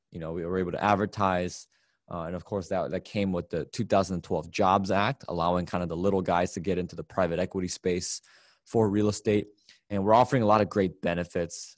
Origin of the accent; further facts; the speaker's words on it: Chicago, Illinois, United States; my hometown of Chicago, Illinois